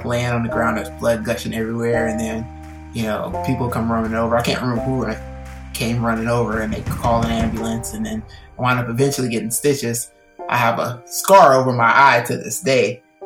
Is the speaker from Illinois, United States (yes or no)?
yes; East St. Louis, Illinois, United States; moved away; I am from East St. Louis, Illinois